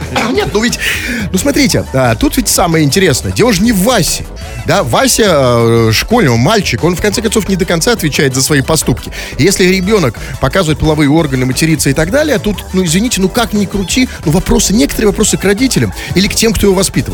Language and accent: Russian; Saint Petersburg, Russia; also born or lived in Moscow; мы с вами, петербуржцы